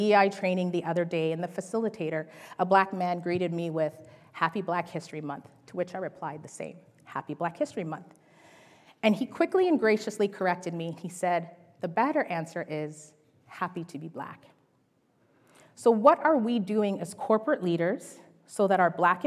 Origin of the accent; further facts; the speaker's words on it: Winnipeg, Manitoba, Canada; I was born and raised in Winnipeg, Manitoba, and I have roots in Jamaica and Trinidad.